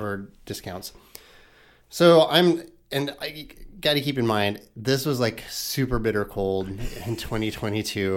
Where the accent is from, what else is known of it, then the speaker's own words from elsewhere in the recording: Knoxville, Iowa, United States; I grew up in Knoxville, lived in, in Knoxville, never left Knoxville